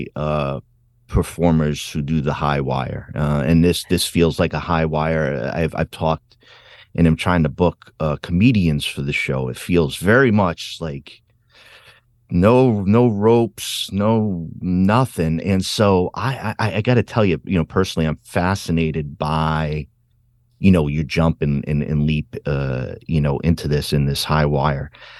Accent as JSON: {"language": "English", "region": "Rhode Island", "country": "United States", "tie": "born or raised there", "moved": "yes", "said": "I'm originally from Rhode Island"}